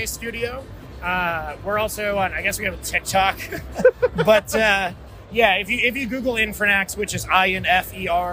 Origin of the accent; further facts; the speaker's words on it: New Mexico, United States; I'm from New Mexico.